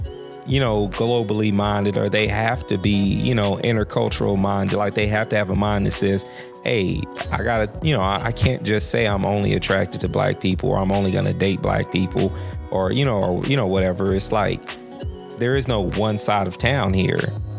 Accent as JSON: {"language": "English", "country": "United States", "tie": "born or raised there", "also_born_or_lived": "Tulsa, Oklahoma", "moved": "as an adult", "lives_now": "Portland, United States", "said": "growing up in the South, growing up in the Midwest"}